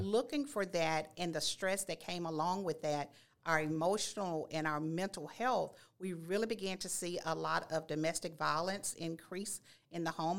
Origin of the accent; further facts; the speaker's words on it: Nacogdoches, Texas, United States; now in Baytown, United States; I am a native of Nacogdoches, born and raised